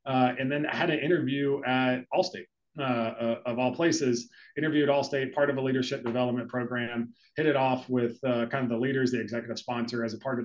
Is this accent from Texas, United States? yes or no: yes; Texas, United States; also born or lived in Chicago; now in South Florida, United States; I grew up in Texas.